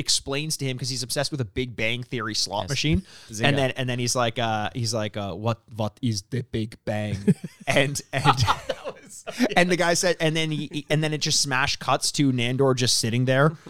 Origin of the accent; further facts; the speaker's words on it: Canada; I'm a Canadian